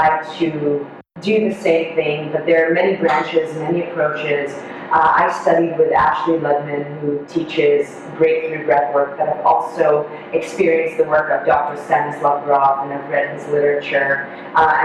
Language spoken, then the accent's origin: English; Israel; first language Hebrew; English is a second language; I'm Israeli, so my native tongue is Hebrew